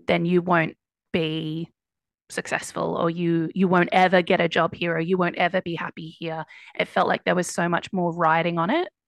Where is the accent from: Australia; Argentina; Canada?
Australia; Ballarat, Victoria; moved away as an adult; also born or lived in Melbourne, Australia / United States / East London, United Kingdom; now in London, United Kingdom; I grew up in Ballarat, which is a couple of hours